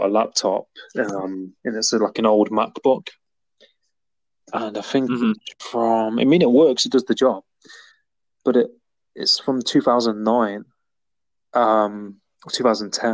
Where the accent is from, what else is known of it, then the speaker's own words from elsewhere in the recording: Nottingham, East Midlands, United Kingdom; now in Cornwall, United Kingdom; I'm from Nottingham originally, like Robin Hood. But I'm living in Cornwall